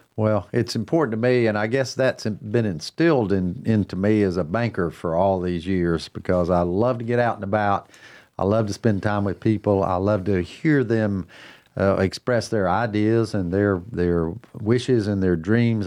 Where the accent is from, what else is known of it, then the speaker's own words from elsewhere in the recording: Cornelius, North Carolina, United States; mayor of my hometown